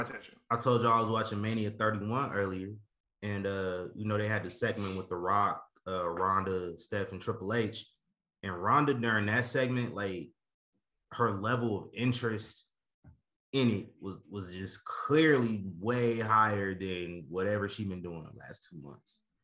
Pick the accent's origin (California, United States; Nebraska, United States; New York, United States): Nebraska, United States; I'm from Nebraska